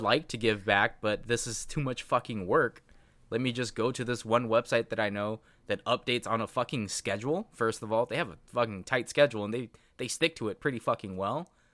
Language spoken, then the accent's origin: English; United States; English is a second language; I'm a hundred percent American.